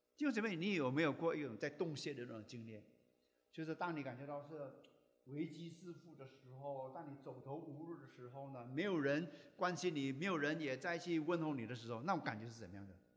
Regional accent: China; now in Sydney, Australia; 我们中国人

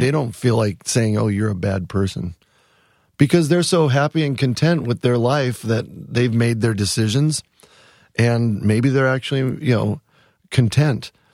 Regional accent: Wisconsin, United States; also born or lived in San Fernando Valley, California; now in Ithaca, United States; I'm from Wisconsin. I mean, we have deep roots in Wisconsin. My dad still lives in the same house I grew

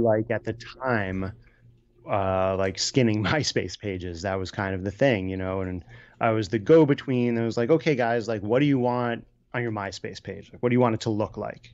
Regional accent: New York City, New York, United States; moved away as an adult; also born or lived in Brooklyn; now in Woodstock, United States; I was born and raised in Manhattan

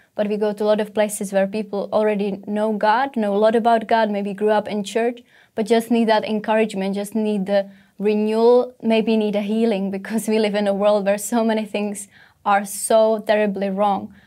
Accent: Czechia; English is a second language; moved away as an adult; now in England; I come from Czech Republic

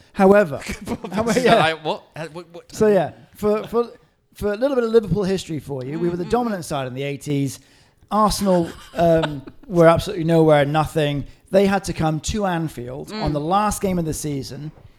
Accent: Hong Kong; And for me, I was growing up in Hong Kong.

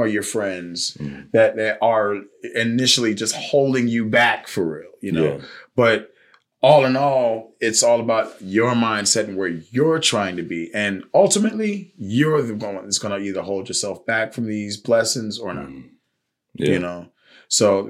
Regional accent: Richmond, Virginia, United States; I grew up in Highland Park, you know, in Richmond, Virginia.

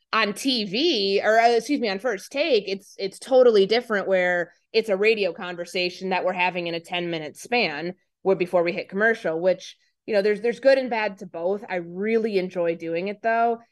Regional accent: Chicago, Illinois, United States; moved away as an adult; also born or lived in Glenview, Illinois / Jackson, Mississippi / Minnesota; I'm from Glenview originally, but I spent so much of my childhood in the city

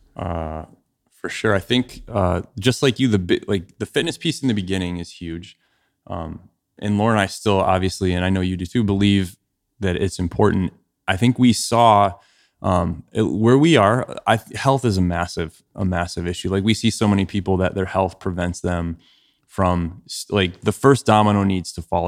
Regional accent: Ohio, United States; moved away as an adult; also born or lived in Chicago; I grew up in Ohio

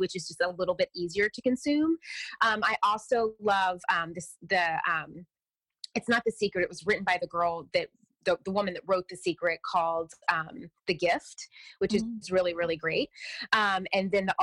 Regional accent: the South, United States; I'm from the South, so I was raised Southern Baptist

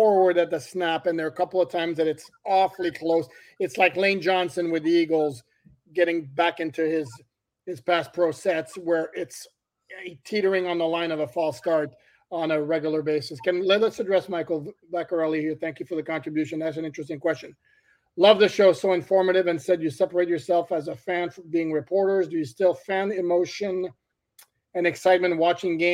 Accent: Montreal, Quebec, Canada; moved away; I was born and raised in Montreal.

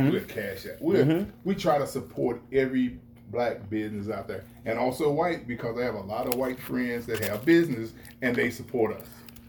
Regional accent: East St. Louis, Illinois, United States; And I'm from East St. Louis, Illinois, too. Wow. Born and raised.

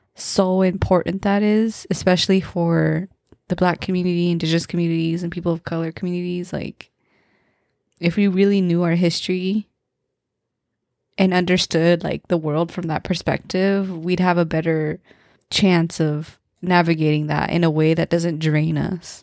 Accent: Modesto, California, United States; growing up in Modesto

